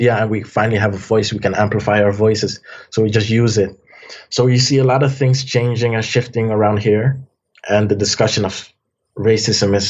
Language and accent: English; Amsterdam, North Holland, Netherlands; also born or lived in Almere; I was born in Amsterdam. I later moved to Almere